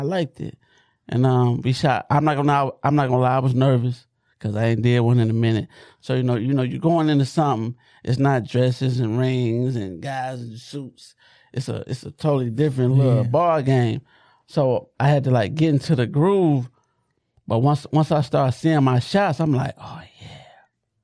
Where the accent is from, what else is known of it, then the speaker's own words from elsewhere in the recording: Detroit, Michigan, United States; I'm from Southwest Detroit